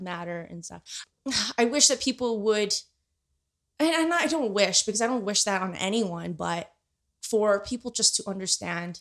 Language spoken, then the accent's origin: English; Winnipeg, Manitoba, Canada; also born or lived in Philippines; I grew up in Canada majority of my life since I was six years old.